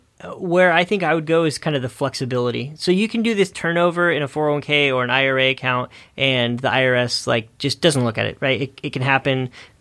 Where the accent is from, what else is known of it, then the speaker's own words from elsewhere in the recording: California, United States; Sorry, I'm from the Bay Area.